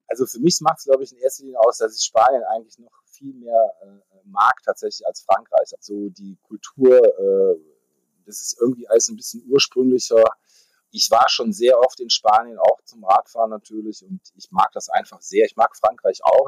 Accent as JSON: {"language": "German", "town": "Düsseldorf", "region": "North Rhine-Westphalia", "country": "Germany", "tie": "born or raised there", "said": "Ich bin äh, gebürtiger Düsseldorfer"}